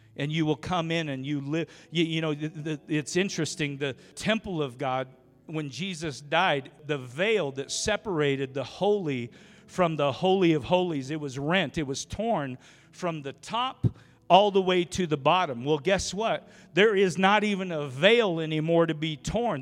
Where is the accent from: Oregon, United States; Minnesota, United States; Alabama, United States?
Oregon, United States; also born or lived in Idaho / Jacksonville, North Carolina; now in Rupert, United States; grew up in Oregon